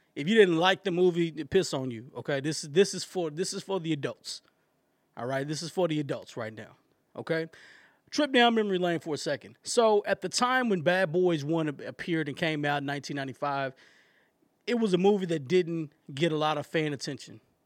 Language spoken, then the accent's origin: English; East Texas, United States; I'm from East Texas